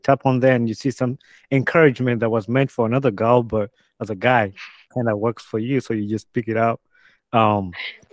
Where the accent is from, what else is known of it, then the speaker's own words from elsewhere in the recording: Uganda; moved away as an adult; now in United States; growing up in Uganda, I moved to the States when I was about 20 years